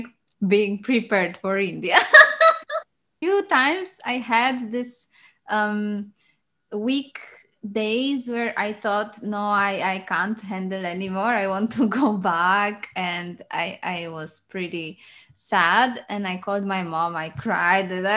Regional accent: Poland; moved away as an adult; now in Liverpool, United Kingdom; I am originally from Poland. And since last year, living in Liverpool, UK, and spend most of my dance journey in Poland

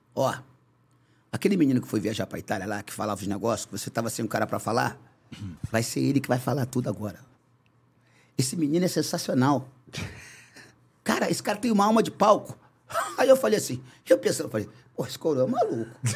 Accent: Rio de Janeiro, Brazil; also born or lived in São João de Meriti; carioca, né? Eu nasci em, em São João de Meriti mas criado na abolição, Zona Norte do Rio de Janeiro

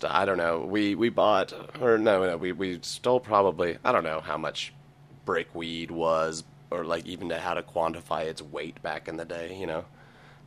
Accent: Broken Arrow, Oklahoma, United States; also born or lived in Tulsa; Grew up in Broken Arrow. I was born in Tulsa.

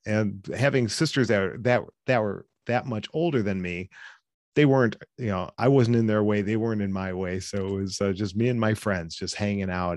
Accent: Cleveland, Ohio, United States; I grew up in in the Cleveland area. I still live here in, in Cleveland.

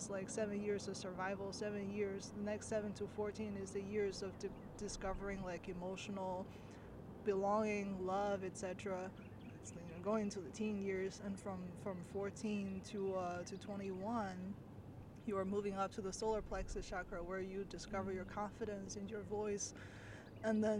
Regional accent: China; me growing up in China

